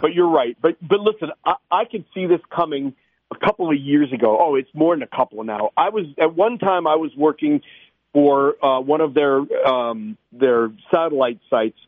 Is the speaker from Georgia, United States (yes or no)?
yes; Atlanta, Georgia, United States; I grew up in Atlanta